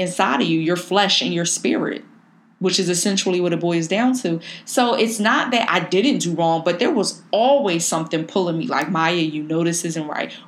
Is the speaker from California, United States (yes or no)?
no; Philadelphia, Pennsylvania, United States; growing up in North Philly